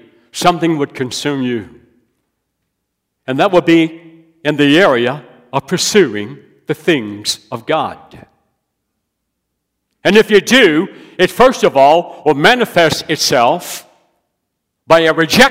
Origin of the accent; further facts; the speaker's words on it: West Virginia, United States; now in South Carolina, United States; I'm from West Virginia. I love West Virginia. I now live in South Carolina.